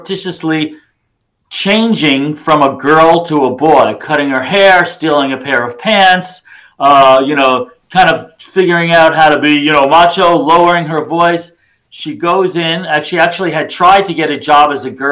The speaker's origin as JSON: {"language": "English", "region": "New York", "country": "United States", "said": "I'm from New York. I'm Jewish, Middle Eastern, sons of refugees."}